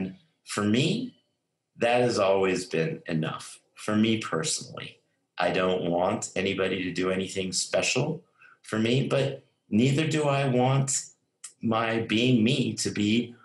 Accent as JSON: {"language": "English", "town": "Albuquerque", "region": "New Mexico", "country": "United States", "tie": "born or raised there", "also_born_or_lived": "Silicon Valley / New York", "moved": "yes", "said": "growing up in Albuquerque, New Mexico"}